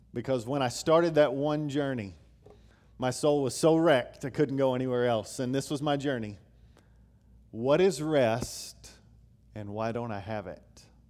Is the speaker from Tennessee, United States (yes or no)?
yes; Knoxville, Tennessee, United States; I grew up in Knoxville, Tennessee.